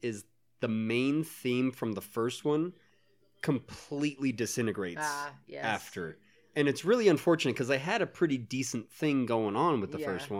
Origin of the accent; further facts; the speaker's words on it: United States; We grew up in America.